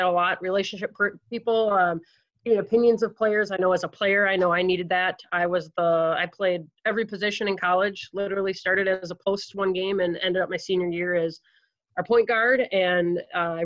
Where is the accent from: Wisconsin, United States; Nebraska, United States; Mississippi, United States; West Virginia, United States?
Wisconsin, United States; Eau Claire; moved away as an adult; also born or lived in Winona, Minnesota; I'm originally from Eau Claire, Wisconsin